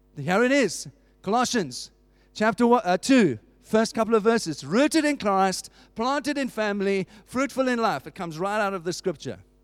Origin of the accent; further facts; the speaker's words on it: South Africa; I grew up in South Africa under apartheid.